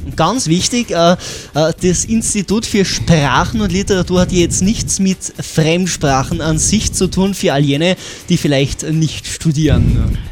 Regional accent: Austria; bei uns in Österreich

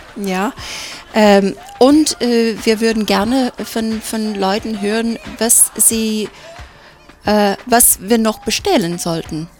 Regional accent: United States; now in Innsbruck, Austria; als Amerikanerin

